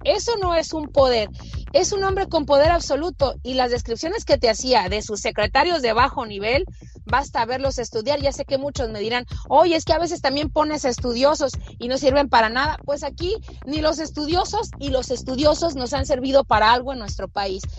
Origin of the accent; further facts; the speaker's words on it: Mexico; en mi país en México